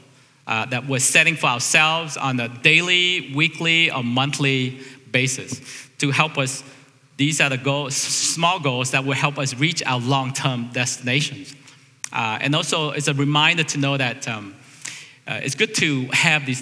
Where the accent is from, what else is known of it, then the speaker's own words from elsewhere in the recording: United States; As American